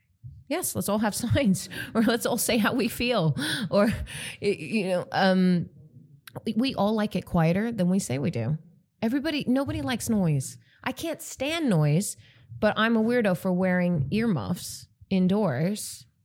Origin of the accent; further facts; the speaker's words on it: Netherlands; is growing up in Holland, just going, you're normal.